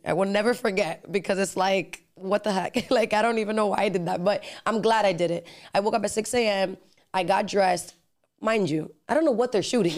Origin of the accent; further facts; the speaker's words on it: Miami, Florida, United States; accent: Dominican (in Spanish); also born or lived in New Jersey / Dominican Republic / Los Angeles; my parents moved to Miami, and then I grew up here